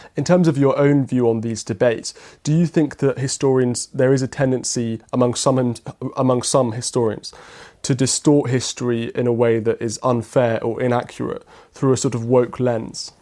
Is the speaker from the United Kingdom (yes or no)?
yes; United Kingdom; as British people